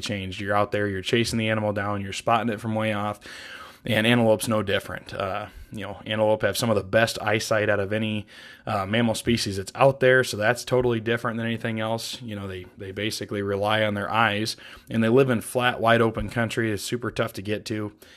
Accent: Iowa, United States; moved away as an adult; also born or lived in East Coast; now in Montana, United States; I grew up in the Midwest in Iowa

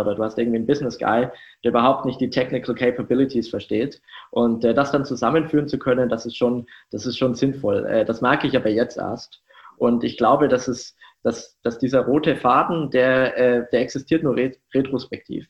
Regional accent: Germany; Ich komme aus einem sehr, sehr kleinen Dorf ähm, so um die 1000 Einwohner

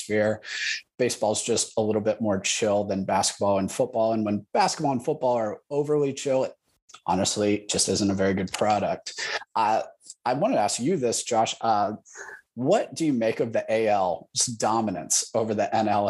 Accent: Columbus, Ohio, United States; I'm from Columbus, Ohio. That means I'm a Buckeye.

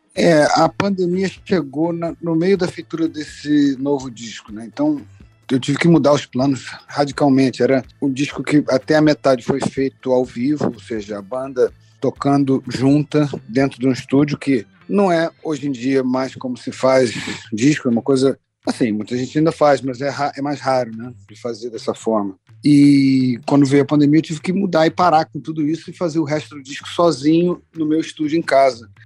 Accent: Brazil; moved away as an adult; now in United States; eu sou brasileiro

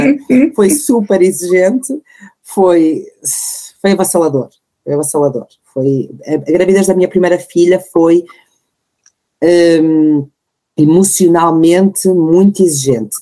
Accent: Porto, Norte, Portugal; tenho 34 anos, sou do Porto

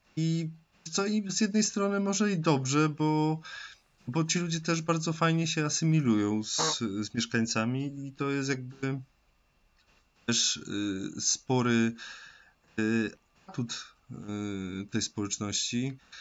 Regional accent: Tarnowskie Góry, Silesian Voivodeship, Poland; dumny tak naprawdę z Tarnogórzan, jak już ogólnie jestem dumny no z Polaków

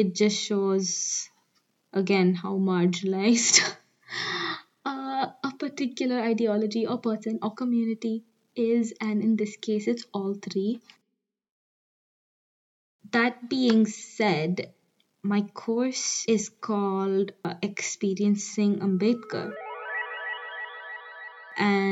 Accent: New Delhi, Delhi, India; moved away; I'm from New Delhi.

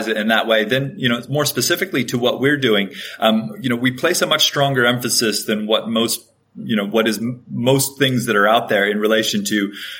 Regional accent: Hawaii, United States; I grew up in Hawaii

